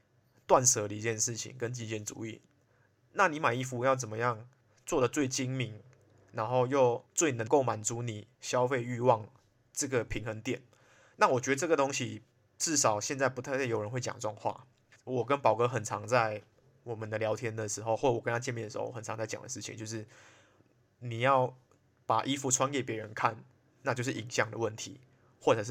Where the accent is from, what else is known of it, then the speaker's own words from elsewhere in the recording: Malaysia; 我是来自马来西亚，可是已经不太像马来西亚人的…。